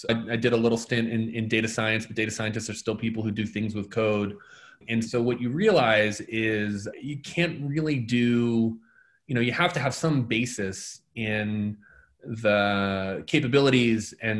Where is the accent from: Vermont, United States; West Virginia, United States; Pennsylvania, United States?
Pennsylvania, United States; Delaware County outside of Philly; my hometown, I'm from Delaware County outside of Philly